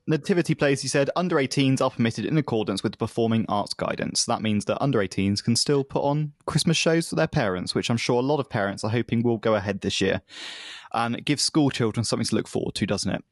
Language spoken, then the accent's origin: English; United Kingdom; as a British person